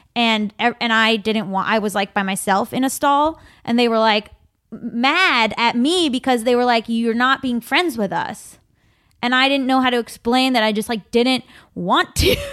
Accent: South Florida, United States; now in Los Angeles, United States; South Florida

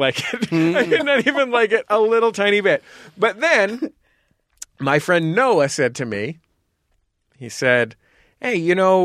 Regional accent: Santa Cruz, California, United States; moved away; We come from Santa Cruz, California

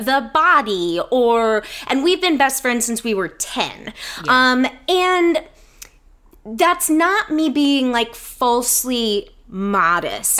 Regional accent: Atlanta, Georgia, United States; moved away as an adult; now in Los Angeles, United States; I am from Atlanta originally and um, have been living in Los Angeles for. This will be my 15 year anniversary

